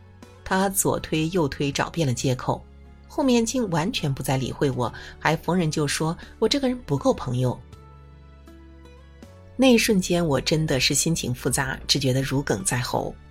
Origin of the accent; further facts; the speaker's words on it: Hunan, China; 我是湖南人，夏夏是成都本地人，我俩都无辣不欢。